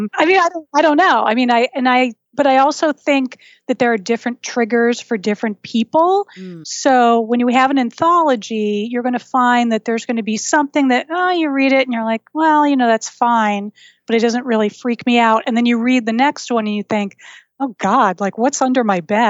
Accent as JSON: {"language": "English", "region": "New England", "country": "United States", "said": "I'm from New England, and we are the home of that horrible, horrible case"}